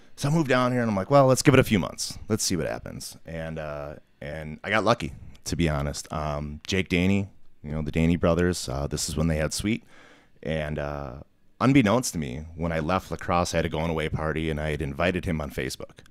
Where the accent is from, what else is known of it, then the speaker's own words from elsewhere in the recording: Milwaukee, Wisconsin, United States; I grew up outside Milwaukee, uh, out in the suburbs